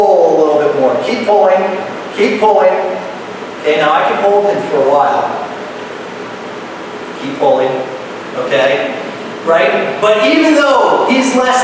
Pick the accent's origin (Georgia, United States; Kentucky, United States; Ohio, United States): Ohio, United States; moved away; I'm from Ohio, so we make a couple trips back here